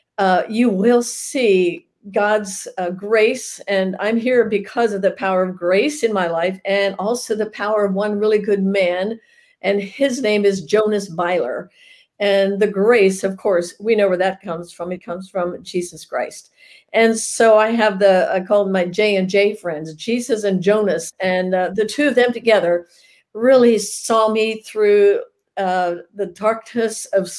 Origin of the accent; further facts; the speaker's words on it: Lancaster County, Pennsylvania, United States; moved away as an adult; now in Salado, Texas, United States; growing up back in the Lancaster County, Pennsylvania area was where we lived all of my life until 7 years ago. We moved here to Texas